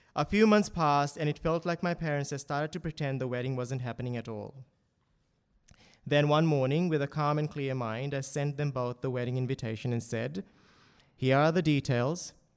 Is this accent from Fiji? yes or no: yes; Fiji; moved away as an adult; also born or lived in Townsville, Australia / Doomadgee, Australia; now in Sydney, Australia; my childhood growing up in Fiji